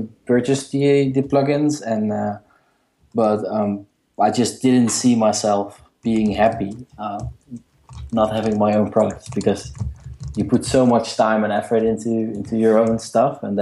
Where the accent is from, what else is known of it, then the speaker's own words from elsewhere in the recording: Netherlands; I am from the Netherlands